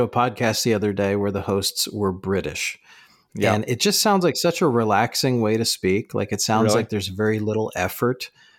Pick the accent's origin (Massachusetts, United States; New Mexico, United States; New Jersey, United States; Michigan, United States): New Jersey, United States; accent: Jersey; But when I talk with my parents, when I talk with my family, my Jersey accent comes out.